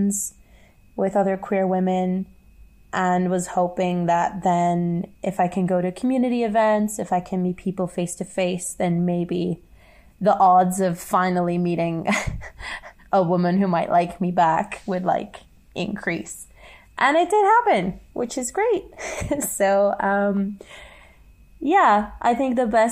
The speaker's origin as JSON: {"language": "English", "region": "Northern Ireland", "country": "United Kingdom", "moved": "as an adult", "lives_now": "Guangzhou, China", "said": "I come from Northern Ireland, and I currently live in Guangzhou"}